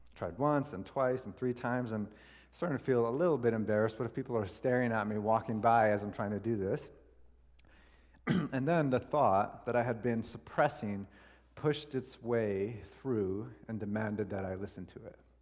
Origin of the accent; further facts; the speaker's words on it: Canada; we're Canadian